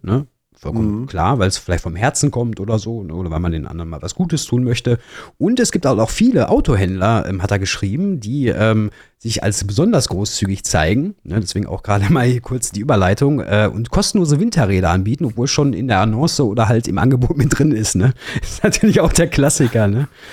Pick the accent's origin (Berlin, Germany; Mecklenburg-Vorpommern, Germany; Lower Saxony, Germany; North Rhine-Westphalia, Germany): North Rhine-Westphalia, Germany; Ruhr area; komme aus dem, aus dem Pott, ne? wie man auch unschwer hört, glaube ich, so ein bisschen